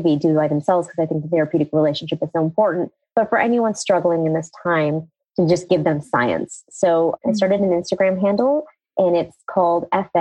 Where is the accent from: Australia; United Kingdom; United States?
United States; it was like a typical immigrant story into America, right? Like I was growing up being American, but also heavily being Indian